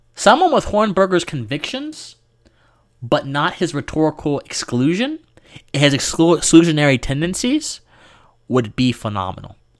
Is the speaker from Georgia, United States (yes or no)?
yes; Georgia, United States; my home state here of Georgia